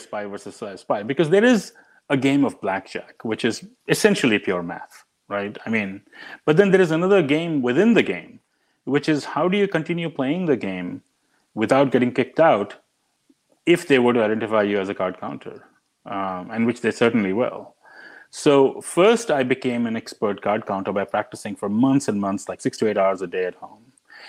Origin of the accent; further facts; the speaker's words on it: India; But it all goes back to growing up in India. And I grew up in India in the 70s and in the early 80s.